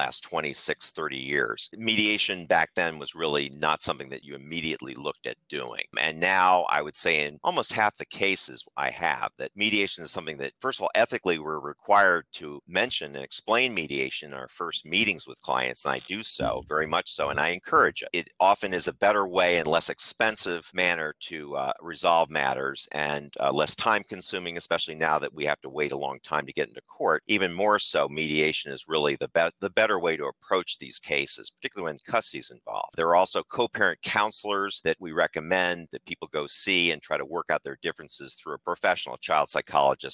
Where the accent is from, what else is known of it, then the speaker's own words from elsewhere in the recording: Philadelphia, Pennsylvania, United States; moved away as an adult; also born or lived in Massachusetts / Washington, D.C.; now in Arlington, United States; I'm from Philadelphia originally and moved down after attending Harvard University to the Washington, D.C. metropolitan area